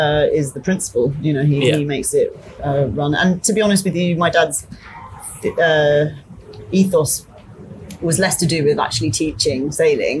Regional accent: Isle of Wight, South East England, United Kingdom; also born or lived in Surrey, United Kingdom / Myanmar; now in Bangkok, Thailand; I was born in Surrey in the UK, but we were only there until I was about 7, I think. And then we moved to the Isle of Wight.

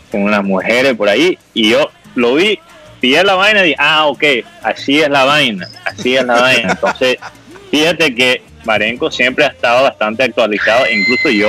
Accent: United States; Spanish is a second language; yo como un gringo ingenuo no sabía lo que era la hoja y yo entré.

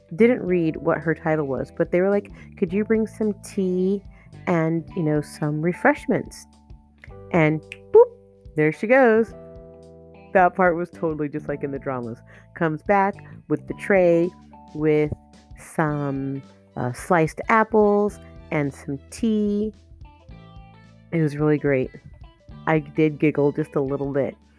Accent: Arizona, United States; now in South Korea; I'm from Arizona

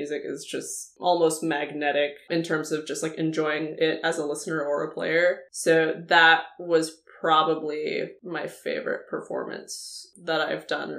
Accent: Indio, California, United States; also born or lived in Colorado Springs, Colorado; now in San Francisco, United States; I grew up in the Palm Springs area. The town is called Indio

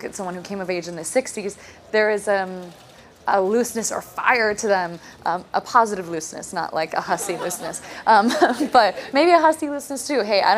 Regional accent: New York, United States; I also like mumble and talk like I'm from Burbank, California, which... Everyone knows I'm from New York.

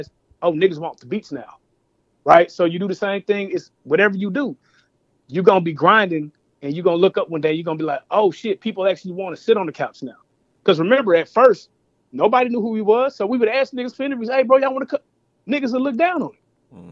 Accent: Dallas, Texas, United States; we're from Dallas, North Dallas. I'm from the Metroplex

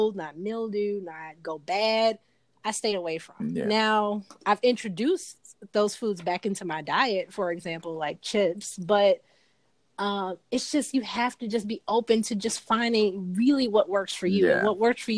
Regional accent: Chicago, Illinois, United States; now in Atlanta, United States; my hometown is actually Chicago

